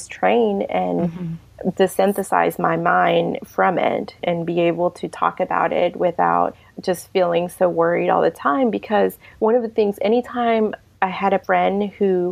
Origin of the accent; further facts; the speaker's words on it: Mexico; also born or lived in Savannah, Georgia; now in Lincoln, Nebraska, United States; I'm from Mexico. That's where I'm from originally.